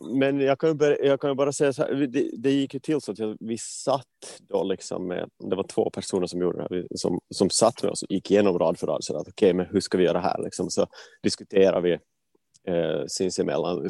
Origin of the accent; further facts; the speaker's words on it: Vaasa, Ostrobothnia, Finland; moved away as an adult; also born or lived in Gothenburg, Sweden / Stockholm, Sweden; now in Sweden; alltså är född eh, i, Vasa och flyttade till Sverige för ja, men, dryga tio år sedan, tolv år sedan nästan nu